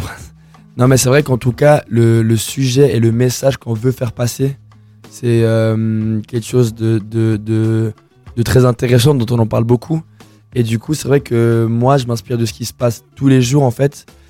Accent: Colombia; now in Lausanne, Switzerland; je suis colombien, et bah, j'ai commencé à rapper en espagnol

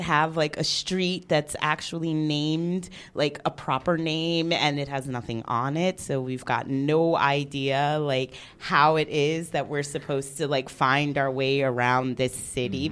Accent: New York, United States; now in Geneva, Switzerland; I am the New Yorker and the real foreigner to Geneva.

